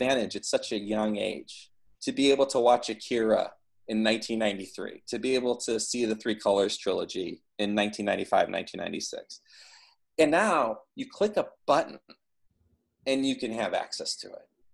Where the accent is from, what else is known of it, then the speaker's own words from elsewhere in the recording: Midwest, United States; growing up in the Midwest